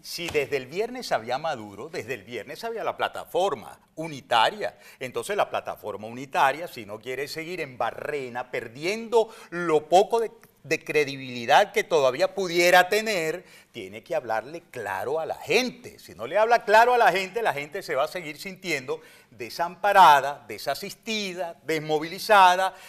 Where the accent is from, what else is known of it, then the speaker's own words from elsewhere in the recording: Venezuela; Yo soy ciudadano venezolano